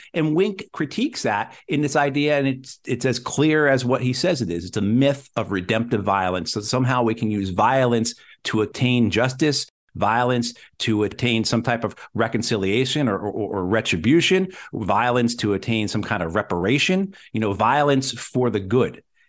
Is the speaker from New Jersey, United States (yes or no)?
yes; New Jersey, United States; also born or lived in New York; So I'm old enough, you know, I grew up in New Jersey, New York, in Channel 5, Channel 9, Channel 11.